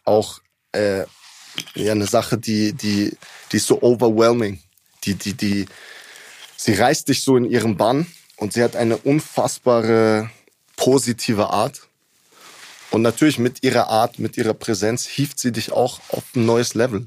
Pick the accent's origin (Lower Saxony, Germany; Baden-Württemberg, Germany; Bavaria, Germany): Bavaria, Germany; Munich; Ich bin hier geboren, hier aufgewachsen